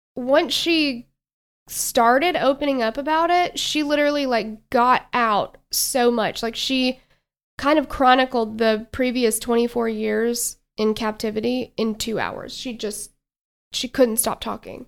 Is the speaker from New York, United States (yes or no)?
no; Tennessee, United States; we are from Tennessee